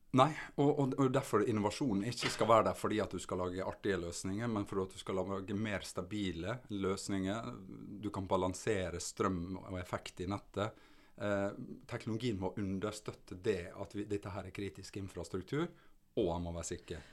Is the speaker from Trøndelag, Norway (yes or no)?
no; Sunnmøre, Møre og Romsdal, Norway; also born or lived in Vigra / Ålesund / Oslo; som sunnmøring så går du mye i fjella, Sunnmørsalpene